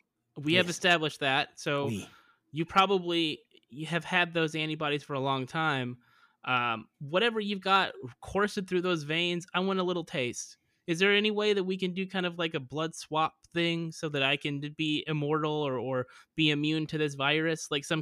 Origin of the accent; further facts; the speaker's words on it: United States; But he's American. I'm American. I don't really feel comfortable with all this kind of touchy-feely stuff.